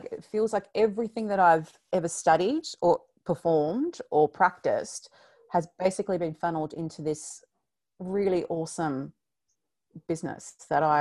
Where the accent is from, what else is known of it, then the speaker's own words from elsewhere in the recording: Victoria, Australia; I know your listeners are all round, but we're from Victoria, and the fact that we can actually go outside now for two hours is uh, a reason to get out of the bed.